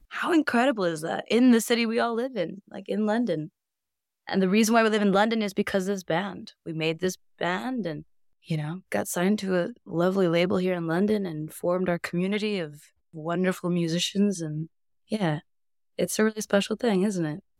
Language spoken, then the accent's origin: English; Iceland; moved away as an adult; also born or lived in Northern California, United States / Reykjavik, Iceland / Brighton, United Kingdom; I grew up in California, I'm Icelandic, but the first decade of my life was in beautiful, sunny Northern California. And my parents decided to uproot us and move us back home to Iceland when I was ten